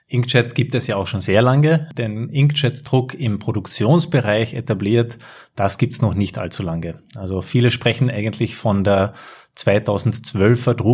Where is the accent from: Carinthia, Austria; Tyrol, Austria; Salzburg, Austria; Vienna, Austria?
Carinthia, Austria; Ich stamme aus Kärnten